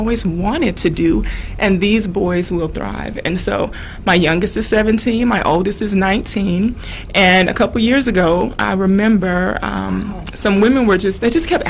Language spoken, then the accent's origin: English; Louisiana, United States; I'm from Louisiana